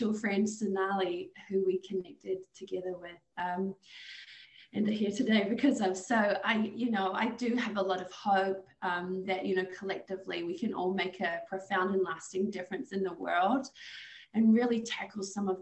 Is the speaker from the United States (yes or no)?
no; Auckland, New Zealand; I grew up there in one of the biggest cities in New Zealand called Auckland